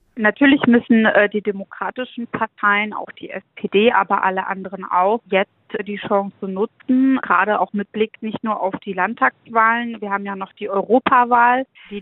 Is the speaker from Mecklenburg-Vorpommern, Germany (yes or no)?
yes; Schwerin, Mecklenburg-Vorpommern, Germany; in meiner Heimatstadt Schwerin